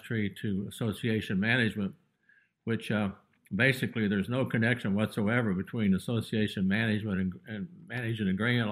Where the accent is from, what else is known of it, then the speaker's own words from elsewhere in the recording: Geneseo, Kansas, United States; also born or lived in Lyons, Kansas / Nashville, Tennessee; I'm a Kansas born and bred kid from Rice County. I was born in Lyons, Kansas, hometown of Geneseo